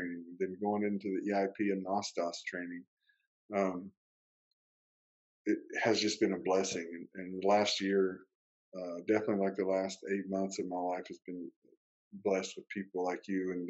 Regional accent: Kentucky, United States; moved away; I grew up riding horses in Kentucky

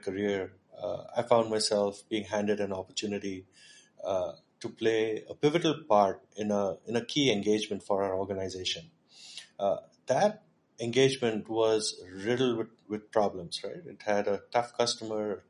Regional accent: Pune, Maharashtra, India; also born or lived in Michigan; I grew up in Pune. Pune is home.

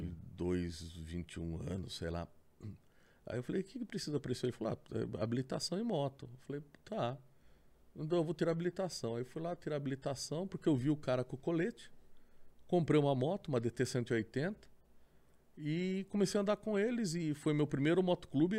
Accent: Sorocaba, São Paulo, Brazil; also born or lived in Votorantim; nasci em Votorantim, né? Cidadezinha vizinha. Hum. E praticamente vivi minha vida toda ali em Sorocaba

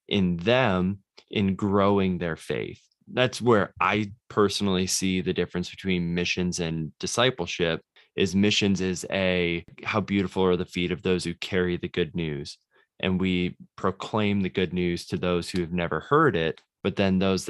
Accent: Ohio, United States; moved away as an adult; also born or lived in Knoxville, Tennessee; now in Danville, United States; born and raised in Ohio

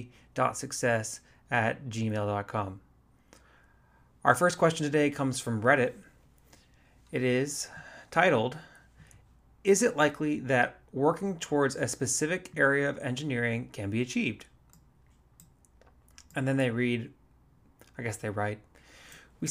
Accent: Fort Worth, Texas, United States; I grew up in Fort Worth

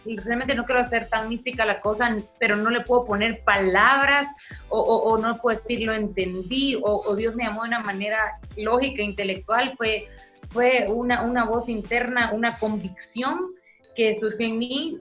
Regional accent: Guatemala; also born or lived in Tulsa, Oklahoma; soy chapina, soy guatemalteca

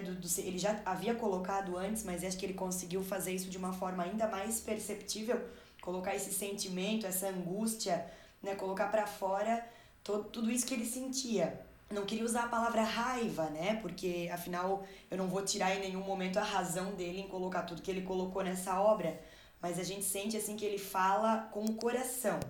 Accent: Brazil; sou brasileira e tenho que ter orgulho do, do meu país

